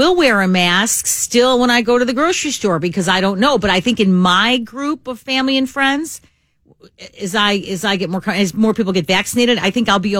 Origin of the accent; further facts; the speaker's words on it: United States; As an American in this pandemic